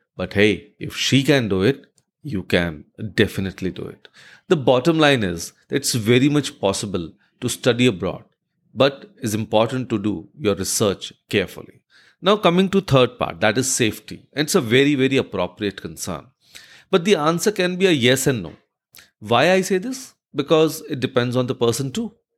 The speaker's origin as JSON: {"language": "English", "country": "India", "said": "as an Indian"}